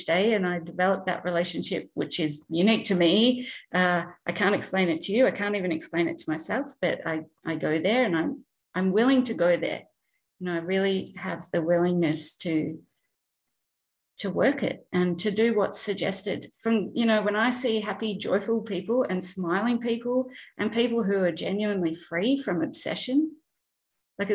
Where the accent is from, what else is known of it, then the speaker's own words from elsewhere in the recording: Australia; I'm not from America. I'm an Aussie. I'm in Melbourne.